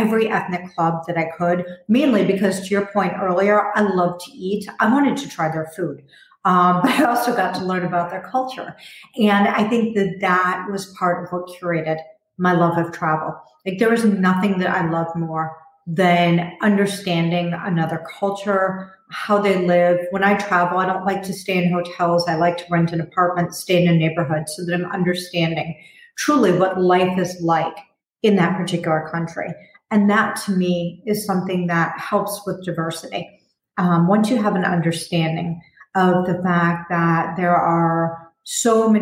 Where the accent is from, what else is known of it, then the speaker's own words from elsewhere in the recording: Chicago, Illinois, United States; I grew up in Chicago, and I went to a high school that was like a small university